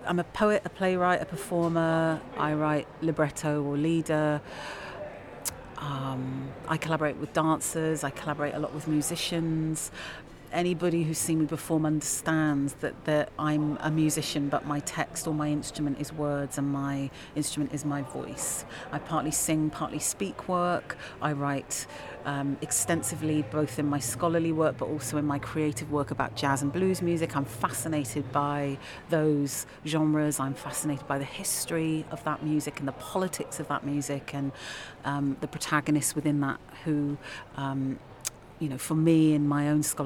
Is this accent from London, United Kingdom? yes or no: yes; London, United Kingdom; moved away as an adult; now in Leeds, United Kingdom; I'm a Londoner, and London is also my home.